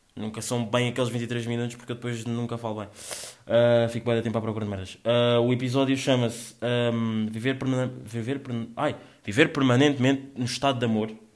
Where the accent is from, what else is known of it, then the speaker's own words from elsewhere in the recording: Angola; meio que está no meu sangue, meio que sou angolano